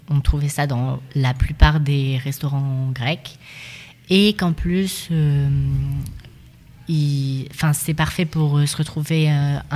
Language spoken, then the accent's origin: French; Perche, France; Pourtant, on vient du Perche.